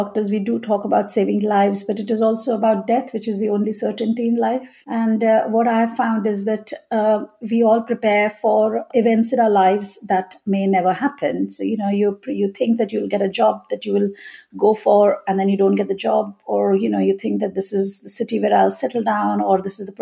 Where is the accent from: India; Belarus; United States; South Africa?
India; moved away as an adult; now in Leeds, United Kingdom; my childhood, my growing up in India